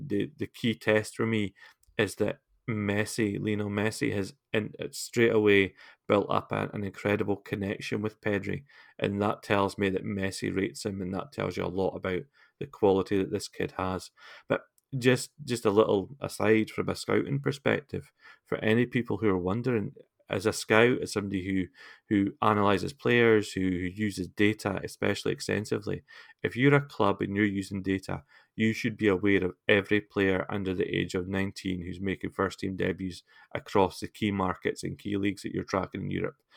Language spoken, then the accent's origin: English; Scotland, United Kingdom; I'm not a Scotsman